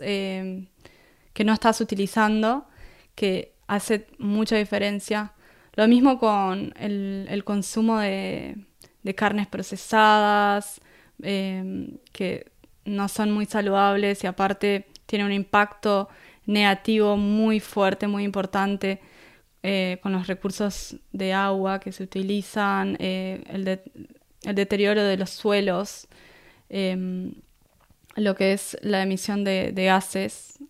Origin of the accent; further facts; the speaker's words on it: Punta del Este, Maldonado, Uruguay; accent: Uruguayan; moved away as an adult; also born or lived in Búzios, Rio de Janeiro, Brazil / Rio de Janeiro, Brazil / Costa Rica; now in Gold Coast, Australia; ahí crecí eh, hasta convertirme en adulta, eh, ahí en Uruguay, en Punta del Este. Y es como que siento yo me siento uruguaya